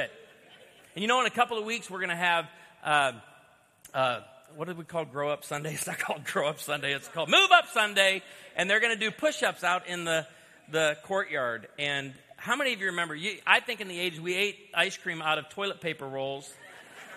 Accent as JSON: {"language": "English", "area": "outside of Chicago", "region": "Illinois", "country": "United States", "tie": "born or raised there", "said": "I was born outside of Chicago"}